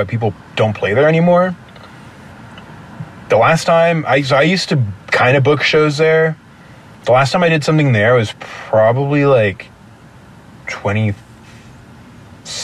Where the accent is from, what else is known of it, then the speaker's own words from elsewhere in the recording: San Bruno, California, United States; where I grew up in San Bruno